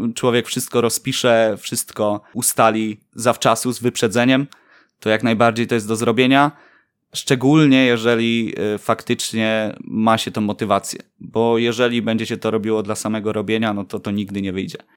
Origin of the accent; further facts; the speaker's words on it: Poznań, Greater Poland, Poland; Mieszkam tu od urodzenia